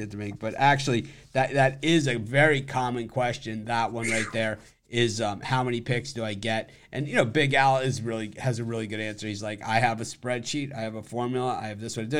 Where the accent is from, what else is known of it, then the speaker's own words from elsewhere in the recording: Miami, Florida, United States; I'm from Miami, and it's always been a melting pot.